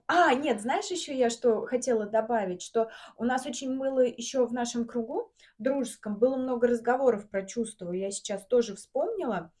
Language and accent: Russian; Samara, Samara Oblast, Russia; moved away as an adult; now in Moscow, Russia; мы из Самары, угу. и 22 года я жила в Самаре